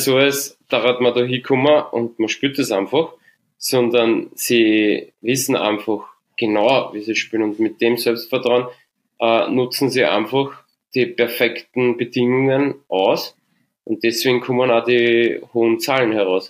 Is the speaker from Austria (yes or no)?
yes; St. Pölten, Lower Austria, Austria; born or raised there